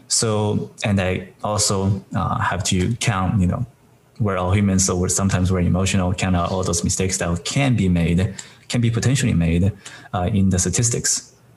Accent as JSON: {"language": "English", "country": "China", "moved": "yes", "said": "I'm originally came from China"}